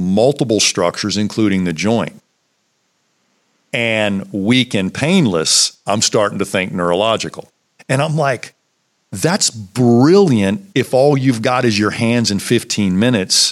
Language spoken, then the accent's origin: English; Virginia, United States; when I came back to my hometown to practice